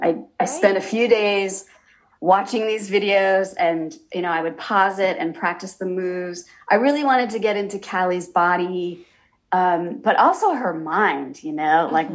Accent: Massachusetts, United States; I was a reporter in my actually my hometown in Massachusetts

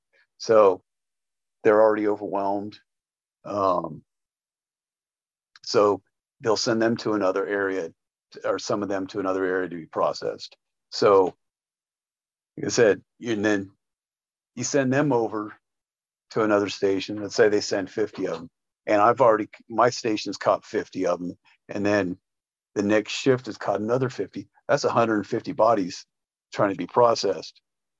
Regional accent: Mexico; Say that I'm racist, because, well, I'm from Mexico too.

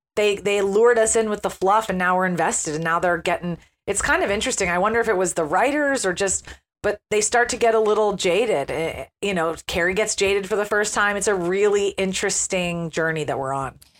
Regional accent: United States; as an American

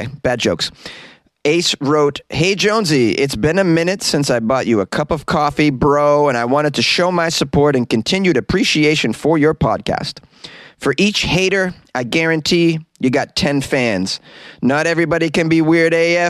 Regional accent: Boston, Massachusetts, United States; I'm from Boston. We tend to we sometimes take things personally.

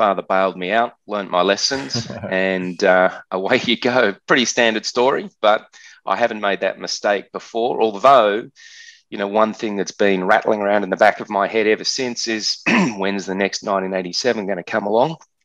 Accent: Australia; accent: Australian; you can hear from my accent that I'm an Australian

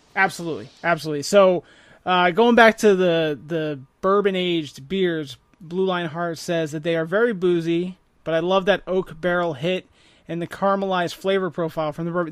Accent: Blairstown, New Jersey, United States; moved away as an adult; I grew up in Warren County, um, three, two traffic lights, three pizza places

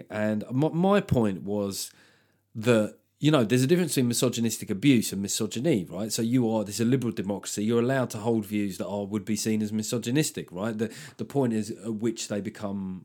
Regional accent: England, United Kingdom; the arrogant Englishman abroad

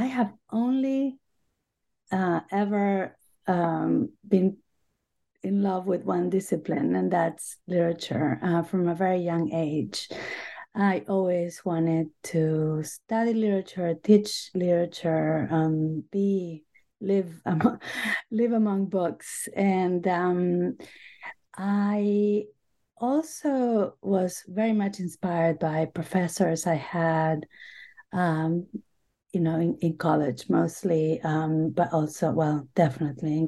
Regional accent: Buenos Aires, Argentina; English is a second language; moved away as an adult; also born or lived in Boston / New York; now in United States; I grew up in Buenos Aires, Argentina. I have been in the U.S. for most of my life now

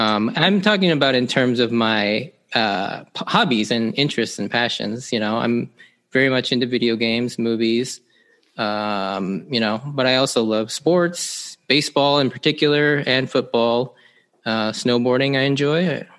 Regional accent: Seattle, Washington, United States; Yeah, so I am an Asian American male, Japanese to be specific. I grew up here in the Seattle area pretty much my entire life.

